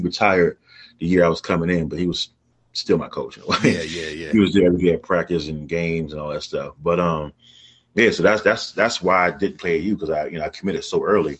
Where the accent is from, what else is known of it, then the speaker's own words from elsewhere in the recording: Oxon Hill, Maryland, United States; I grew up in Oxon Hill, Maryland. Went to Fort Ford Elementary, Oxon Hill Middle, Oxon Hill High School. So I'm an Oxon Hill guy, you know, down to the roots.